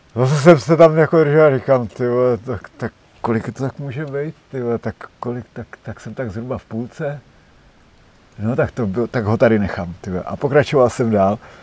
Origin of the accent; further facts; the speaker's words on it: Czechia; já jako jediný Čech